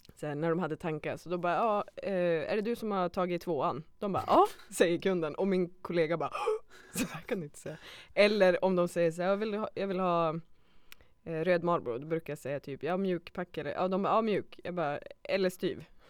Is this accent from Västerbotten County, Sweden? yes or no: yes; Skellefteå, Västerbotten County, Sweden; jag var från Skellefteå